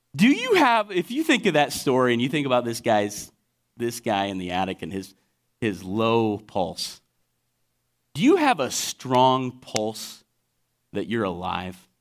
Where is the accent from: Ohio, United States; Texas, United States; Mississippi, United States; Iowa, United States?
Iowa, United States; Lone Tree; also born or lived in Waterloo, Iowa; I grew up in Lone Tree, South Iowa City, and I moved up to Waterloo area